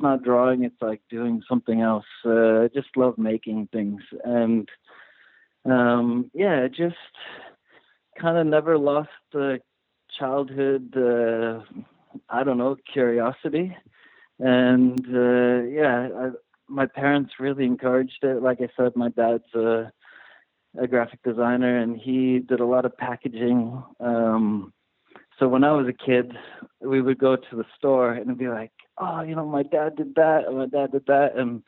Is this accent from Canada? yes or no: no; South Africa; born there; And so I was born in South Africa. My whole family is from there.